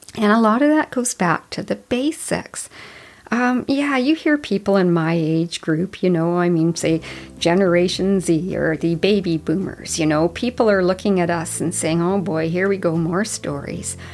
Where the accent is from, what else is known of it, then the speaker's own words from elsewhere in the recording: Whitehorse, Yukon, Canada; I grew up in Whitehorse, Yukon. I grew up in a neighborhood downtown